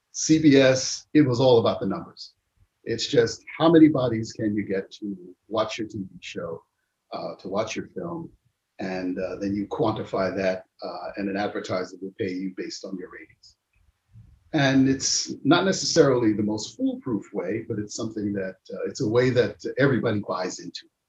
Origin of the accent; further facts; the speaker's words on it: United States; I'm American, but have these roots and these connections